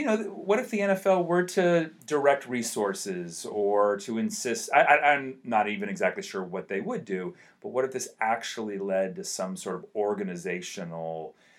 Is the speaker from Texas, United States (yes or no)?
no; San Francisco, California, United States; I'm from San Francisco